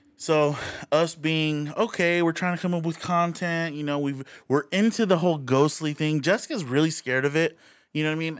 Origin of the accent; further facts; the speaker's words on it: Rialto, California, United States; now in Redlands, United States; twenty minutes away from Redlands where we grew up, which is a little city of Rialto